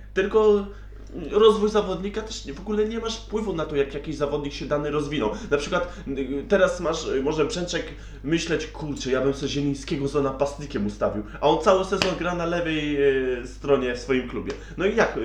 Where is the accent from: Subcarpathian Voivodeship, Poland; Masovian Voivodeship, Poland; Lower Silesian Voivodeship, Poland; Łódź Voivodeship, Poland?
Łódź Voivodeship, Poland; Łódź; my jesteśmy z Łodzi